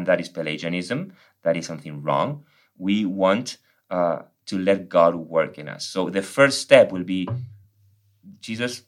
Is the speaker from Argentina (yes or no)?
yes; Argentina; English is a second language; moved away as an adult; now in United States; I'm from Argentina. I came to the States almost 13 years ago.